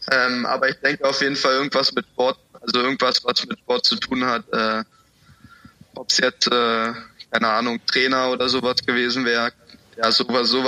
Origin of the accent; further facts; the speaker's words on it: Cottbus, Brandenburg, Germany; Ich, ich bin Urkottbusser.